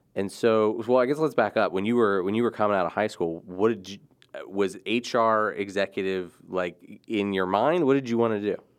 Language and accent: English; Rising Sun, Maryland, United States; I grew up in Rising Sun